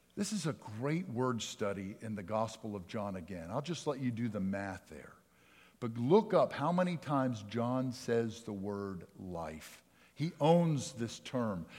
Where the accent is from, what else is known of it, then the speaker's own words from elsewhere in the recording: Pennsylvania, United States; moved away; I grew up in Pennsylvania